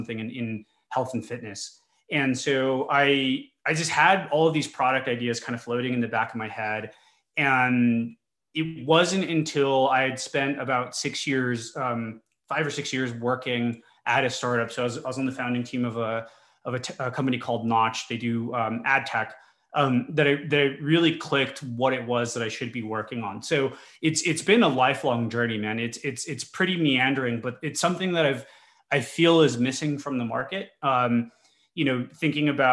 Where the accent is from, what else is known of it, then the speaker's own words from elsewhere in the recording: El Paso, Texas, United States; So I'm from the border. I'm from El Paso, Texas, and I grew up in a Hispanic family